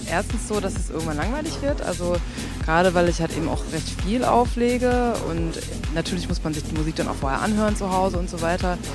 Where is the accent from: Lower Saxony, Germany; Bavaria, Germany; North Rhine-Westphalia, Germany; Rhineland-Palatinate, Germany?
North Rhine-Westphalia, Germany; Münster; Also ich komme aus Münster